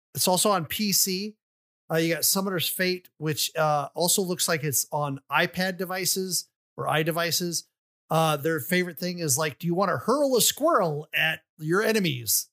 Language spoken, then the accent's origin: English; Atlanta, Georgia, United States; I was from the Atlanta area